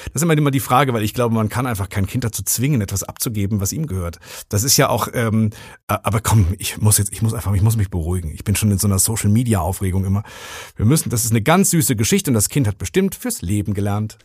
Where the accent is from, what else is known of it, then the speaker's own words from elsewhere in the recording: Rinkerode, North Rhine-Westphalia, Germany; now in Ruhr area, Germany; im Ort im Münsterland, wo ich aufgewachsen bin, in Rinkerode